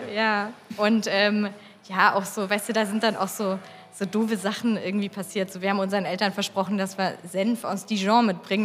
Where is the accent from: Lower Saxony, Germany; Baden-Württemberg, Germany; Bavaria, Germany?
Bavaria, Germany; Lindenberg im Allgäu; also born or lived in Lindau; ich komme ursprünglich aus Lindenberg im Allgäu